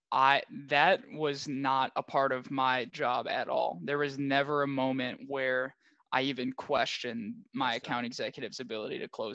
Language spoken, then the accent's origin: English; Minneapolis, Minnesota, United States; also born or lived in Claremont, California; So I'm from Minneapolis, and I went to Pitzer College, which is out in Claremont, California